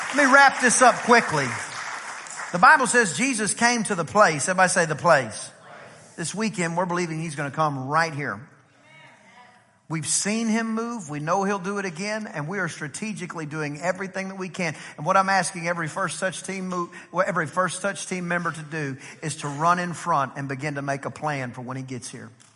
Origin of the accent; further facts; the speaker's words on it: East Texas, United States; I'm from East Texas.